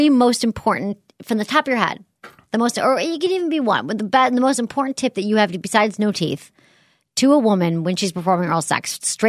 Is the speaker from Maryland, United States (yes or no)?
no; Michigan, United States; now in San Francisco, United States; Oh, I'm so wacky. I'm barely from Michigan anymore.